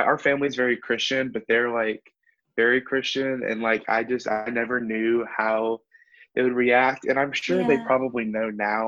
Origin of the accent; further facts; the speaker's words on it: Nashville, Tennessee, United States; I'm from Nashville, Tennessee